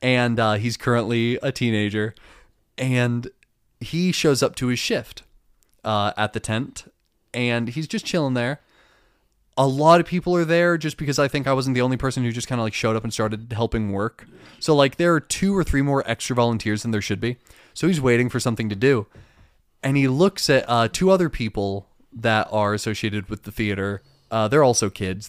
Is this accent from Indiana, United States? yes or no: no; Dunnellon, Florida, United States; moved away; I'll bring you to my hometown